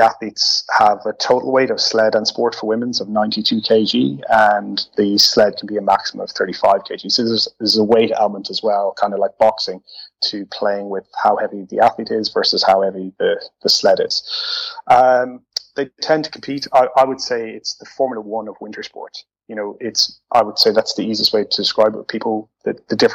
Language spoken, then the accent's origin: English; Ireland; moved away as an adult; now in Netherlands; So originally I'm from Ireland. I relocated to the Netherlands close to 7 years ago